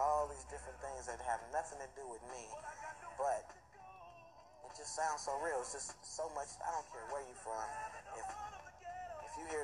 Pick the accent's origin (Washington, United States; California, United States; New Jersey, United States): California, United States; Los Angeles; moved away as an adult; also born or lived in Oakland; I grew up in Los Angeles. I'm from L.A. And I moved to Oakland